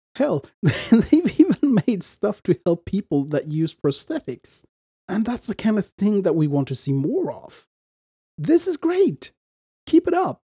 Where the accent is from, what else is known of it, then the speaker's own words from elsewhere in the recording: Sweden; I'm from Sweden